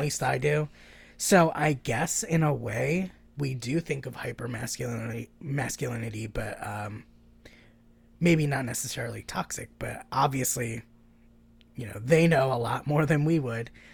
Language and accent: English; the South, United States; I'm fucking technically from the South, and I feel like a foreigner in the South